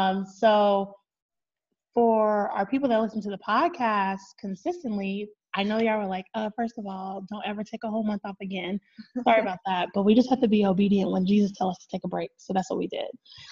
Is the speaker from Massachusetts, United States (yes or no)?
no; California, United States; born there; your girl was born in San Bernardino County. So let's just throw that out there. Okay. That my home state, I don't know if I have a home state because my dad was military, but my home state